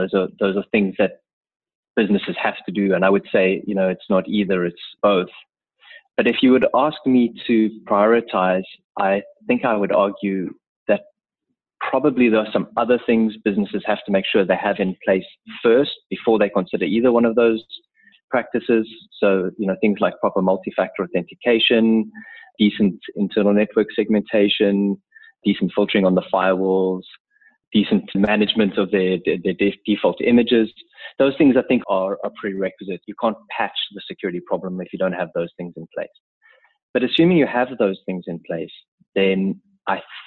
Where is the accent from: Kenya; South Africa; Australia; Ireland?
South Africa; also born or lived in Cape Town; I'm a South African based out of our offices in Cape Town